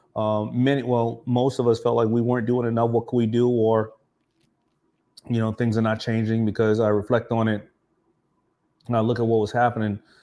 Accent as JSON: {"language": "English", "town": "New York City", "region": "New York", "country": "United States", "tie": "born or raised there", "said": "I grew up around Shea Stadium"}